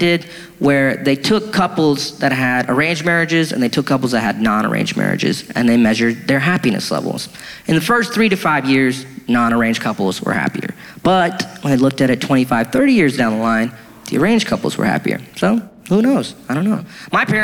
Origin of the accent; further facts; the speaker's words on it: United States; I was born and raised in America